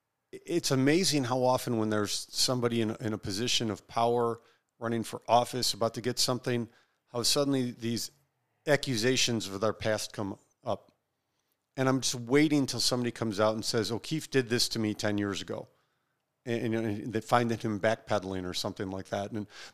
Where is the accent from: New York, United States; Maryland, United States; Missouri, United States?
Maryland, United States; And I'm from Maryland anyway.